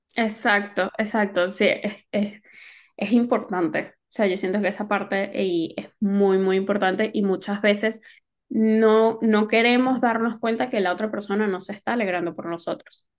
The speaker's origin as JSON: {"language": "Spanish", "country": "Venezuela", "moved": "yes", "lives_now": "Spain", "said": "lo que nos tocó vivir como venezolanos, de que nos tocó emigrar"}